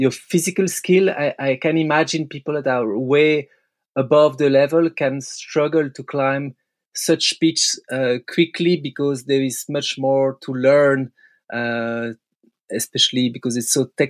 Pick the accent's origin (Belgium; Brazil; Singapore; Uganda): Belgium; English is a second language; me and Seb, we grew up climbing in Freyr. It's the Belgium crag